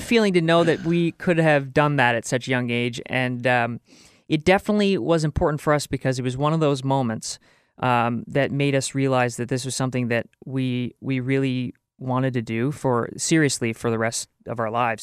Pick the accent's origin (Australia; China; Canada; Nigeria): Canada; as a, as a Canadian